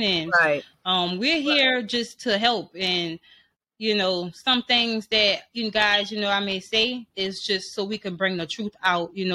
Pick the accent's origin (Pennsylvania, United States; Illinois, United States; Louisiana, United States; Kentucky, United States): Louisiana, United States; New Orleans; I'm from New Orleans